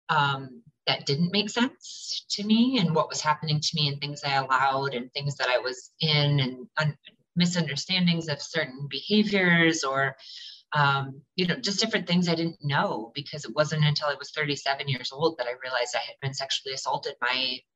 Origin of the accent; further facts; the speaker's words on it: Lansing, Michigan, United States; moved away as an adult; now in Detroit, United States; I am out of Detroit, Michigan. Um, I'm originally from Lansing, Michigan